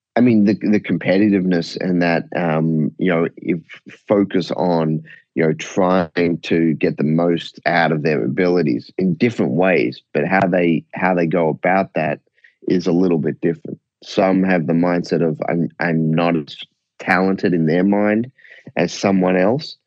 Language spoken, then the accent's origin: English; Australia; I was fortunate growing up in Australia.